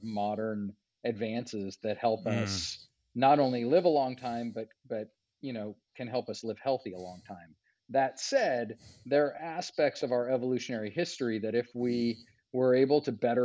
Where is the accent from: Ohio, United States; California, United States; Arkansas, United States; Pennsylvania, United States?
California, United States; Los Angeles; moved away as an adult; also born or lived in Arizona; I grew up in the Los Angeles area